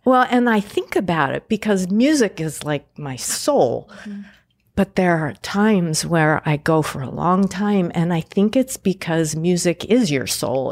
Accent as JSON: {"language": "English", "town": "Pasadena", "region": "California", "country": "United States", "tie": "born or raised there", "also_born_or_lived": "Indianapolis, Indiana / Boston, Massachusetts", "said": "I grew up in Pasadena, California"}